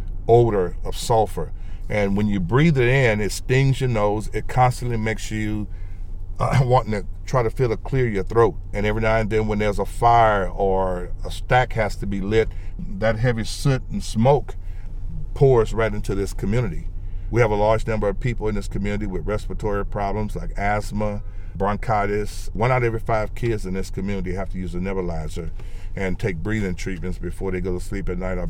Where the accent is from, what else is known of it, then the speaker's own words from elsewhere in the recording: Port Arthur, Texas, United States; moved away as an adult; also born or lived in California; my hometown and what people were dealing with and the number of people that I grew up